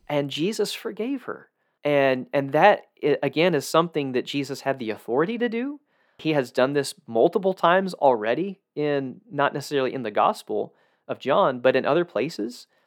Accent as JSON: {"language": "English", "region": "South Georgia", "country": "United States", "tie": "born or raised there", "said": "I grew up in South Georgia, where there's a lot of those."}